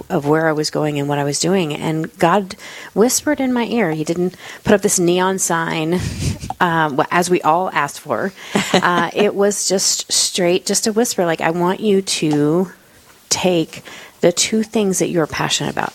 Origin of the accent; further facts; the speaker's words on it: Florida, United States; moved away as an adult; also born or lived in California / Germany; now in South Dakota, United States; So I am originally from Florida